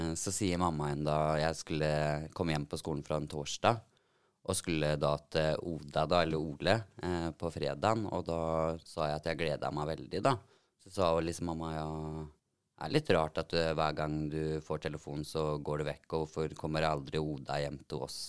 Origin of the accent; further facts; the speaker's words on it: Telemark, Norway; Jeg eh, bor i Telemark og har bodd der så å si hele livet.